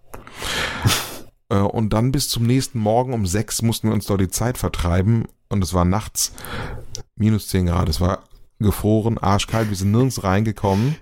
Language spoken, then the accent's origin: German; North Rhine-Westphalia, Germany; meine Heimat, Ostwestfalen